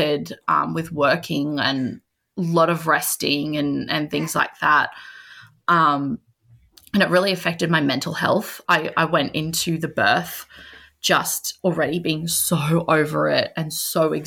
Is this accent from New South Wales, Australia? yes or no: yes; Sydney, New South Wales, Australia; moved away as an adult; now in Hunter Valley, Australia; originally we are from Sydney, in New South Wales